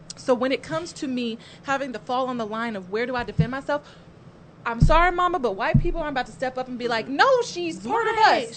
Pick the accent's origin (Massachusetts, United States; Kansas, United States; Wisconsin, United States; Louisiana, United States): Kansas, United States; Lawrence; I grew up in Lawrence, Kansas